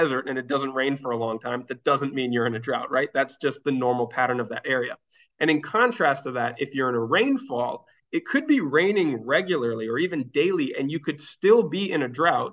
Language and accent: English; Minnesota, United States; moved away as an adult; now in Catalonia, Spain; the area that I used to live, where I grew up in Minnesota